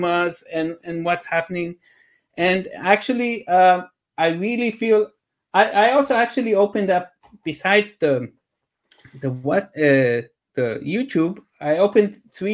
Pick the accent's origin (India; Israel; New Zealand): Israel; I'm from Israel